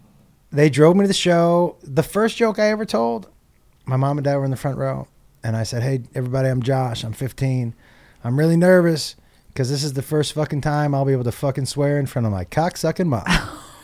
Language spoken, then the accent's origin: English; Massachusetts, United States; now in Los Angeles, United States; I grew up in Massachusetts.